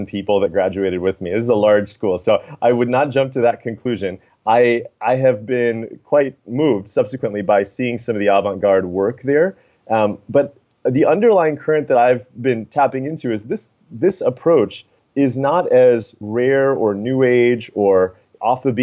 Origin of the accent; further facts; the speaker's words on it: United States; I myself grew up in the States